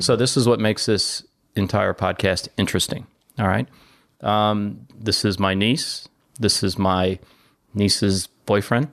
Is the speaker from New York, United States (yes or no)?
no; Detroit, Michigan, United States